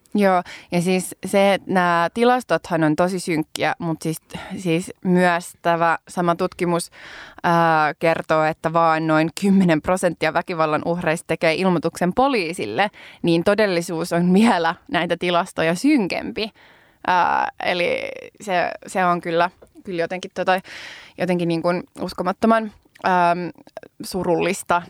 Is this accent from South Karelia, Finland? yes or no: no; Helsinki, Uusimaa, Finland; mä oon niinku helsinkiläinen tai että mä oon kasvanut Helsingissä